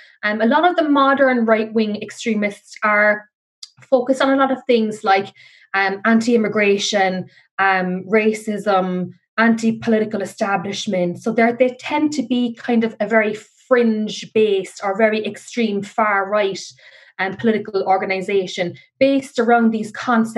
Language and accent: English; Ireland; we are losing who we are as Irish people